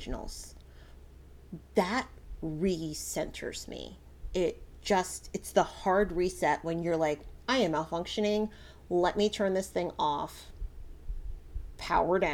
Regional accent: Connecticut, United States; moved away; So I grew up in Connecticut. Connecticut is my home.

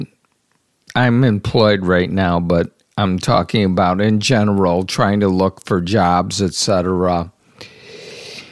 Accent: South Haven, Michigan, United States; moved away as an adult; also born or lived in Yucca Valley, California; now in Stockton, United States; I grew up in South Haven, Michigan

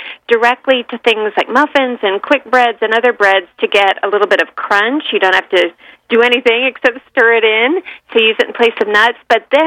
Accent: San Francisco East Bay, California, United States; I grew up in the San Francisco East Bay

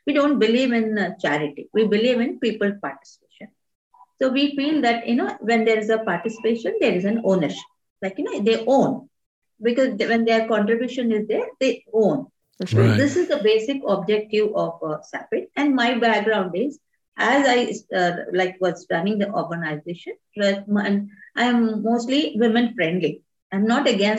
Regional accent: Hyderabad, Telangana, India; I come from Hyderabad. I've done all my education in Hyderabad.

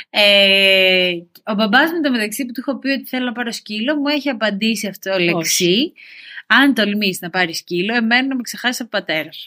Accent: Syros, South Aegean, Greece; moved away as an adult; now in Athens, Greece; όταν έφυγα από τη Σύρα ε, και ήρθα στην Αθήνα και έπιασα την πρώτη μου δουλειά, αποφάσισα ότι θέλω σκύλο.

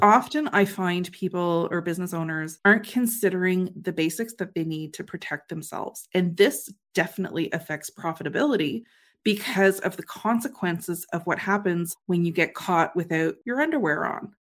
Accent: Canada; I'm a Canadian

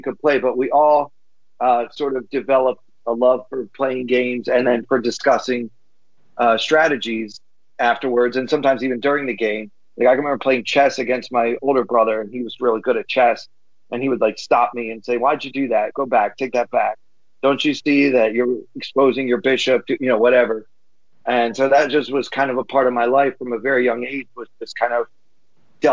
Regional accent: Baltimore, Maryland, United States; I grew up in Baltimore

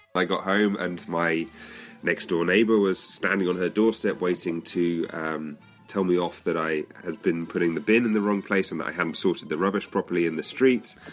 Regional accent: United Kingdom; moved away as an adult; now in Netherlands; as you may be able to hear, I'm British by birth. I, but I moved to live in the Netherlands about seven or eight years ago

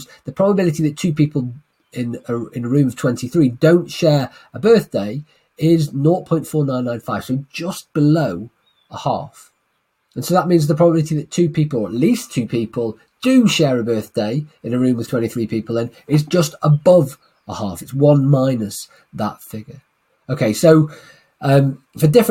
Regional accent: Manchester, North West England, United Kingdom; my hometown of Manchester

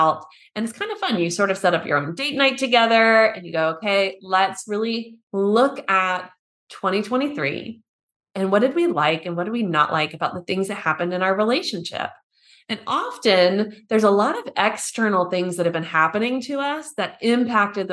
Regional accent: United States; now in Germany; I'm an American living in Germany who's still learning the language

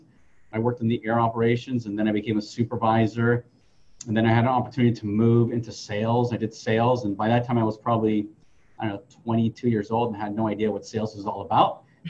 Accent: San Francisco, California, United States; I grew up in San Francisco in a family where education wasn't really talked about.

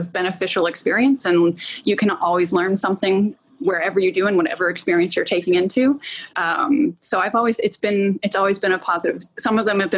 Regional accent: United States; as an American woman

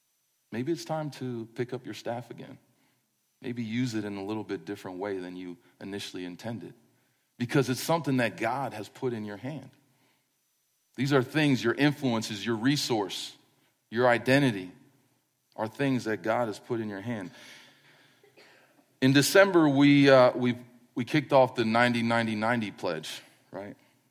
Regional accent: East Coast, United States; moved away as an adult; We're from the East Coast. We just moved here in 2007. I still feel like we just moved here.

